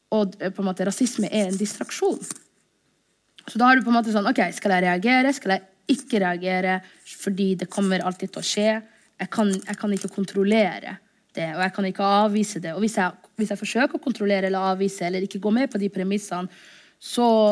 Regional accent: Norway; also born or lived in Somalia; jeg er norsk-somalisk

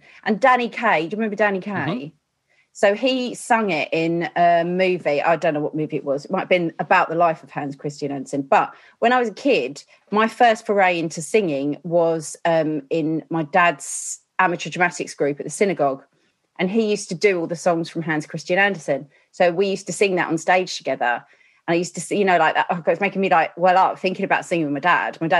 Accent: Chingford, London, United Kingdom; moved away as an adult; now in Broxbourne, United Kingdom; Chingford in, what's that, East London

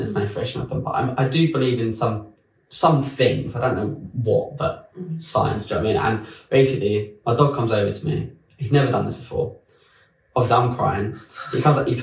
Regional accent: France; moved away as an adult; also born or lived in London; I grew up in France

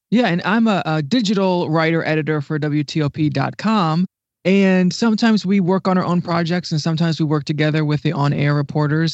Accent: Ohio, United States; moved away as an adult; now in Washington, D.C., United States; And I'm actually originally from Ohio, the Midwest, and I moved, um, to D C about ten years ago

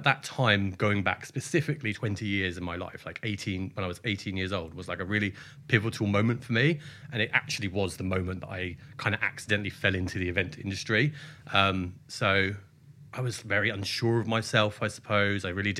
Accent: Bracknell, South East England, United Kingdom; I grew up just outside Reading in a very fascinating town called Bracknell, famous for its indoor-outdoor fake ski slope and its amazing coral reef water park

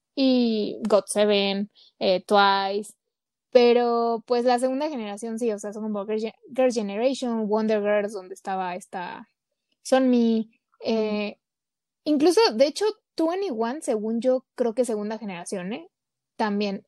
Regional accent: Mexico; somos aquí bien mexas

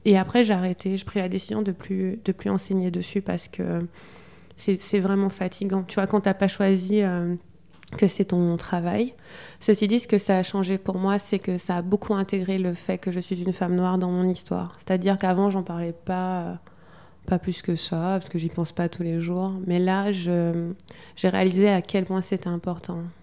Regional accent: Guadeloupe; je suis guadeloupéenne, en Guadeloupe

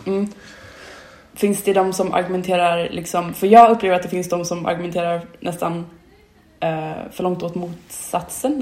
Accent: Sweden; där jag är uppvuxen, uh, lite mer ute på vischan, i liksom svenska landsbygden

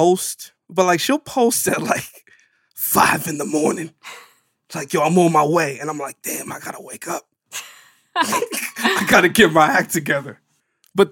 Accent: New York City, New York, United States; I'm from the Bronx

